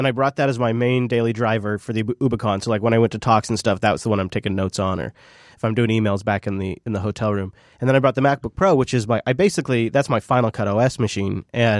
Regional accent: Pacific Northwest, United States; I am some dumbass from the Pacific Northwest, like ready to smile and nod to everybody walking by.

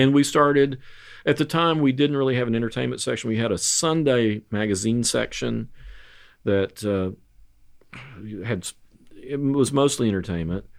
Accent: Halls Crossroads, Tennessee, United States; I grew up in Hall's Crossroads.

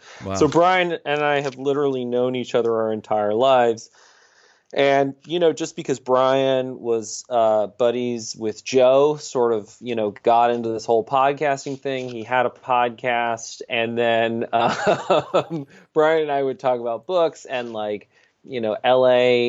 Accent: Saudi Arabia; born there; also born or lived in Brazil / Greece / England; I was born in Saudi Arabia, lived in Brazil, lived in Greece, lived in England, you know, just all over the place.

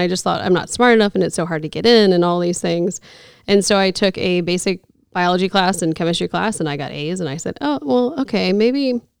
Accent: Norfolk, Virginia, United States; moved away as an adult; also born or lived in South Carolina; So I grew up in Norfolk, Virginia. I'm a military brat

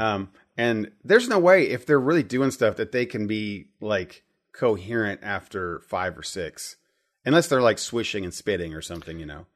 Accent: Midwest, United States; I grew up in the Midwest

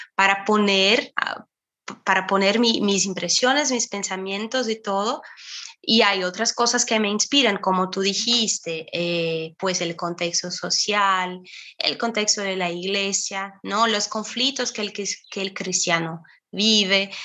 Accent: Brazil; Spanish is a second language; yo soy aquí de Brasil

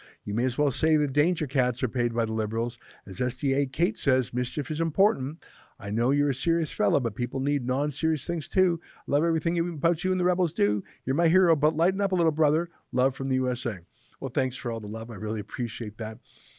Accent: Cuba; now in Canada; I'm originally from Cuba, and many of my fellow Cuban Canadians seem to expect a 180-degree foreign policy change toward the Cuban regime.

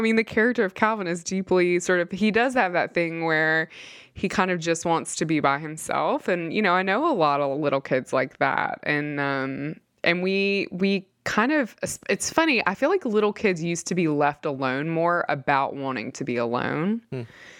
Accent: Mississippi, United States; He was very devoted to the church that I grew up in Mississippi.

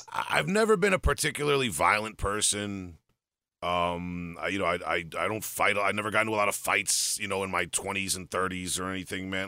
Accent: Long Island, New York, United States; I grew up on Long Island

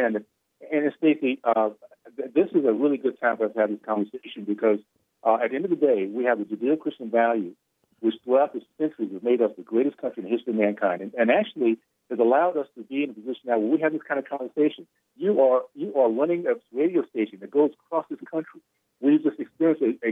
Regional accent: Tallahassee, Florida, United States; I grew up in the Deep South, segregated KKK Tallahassee

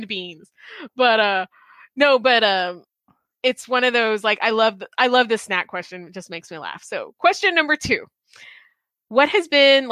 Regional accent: South Texas, United States; growing up in South Texas

